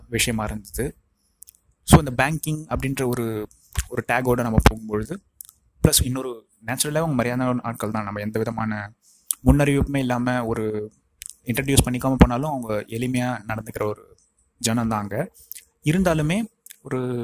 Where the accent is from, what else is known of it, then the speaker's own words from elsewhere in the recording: Tiruvannamalai, Tamil Nadu, India; என்னுடைய சொந்த ஊர் திருவண்ணாமலையிலும் வந்திருக்கேன்